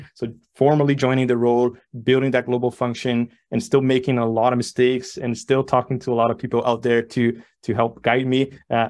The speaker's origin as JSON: {"language": "English", "region": "São Paulo", "country": "Brazil", "tie": "born or raised there", "second_language": "English", "moved": "as an adult", "lives_now": "Barcelona, Spain", "said": "I was born and raised in Sao Paulo, Brazil, you know, decided to move abroad. So my wife and I decided to move to Barcelona many, many years ago, settled."}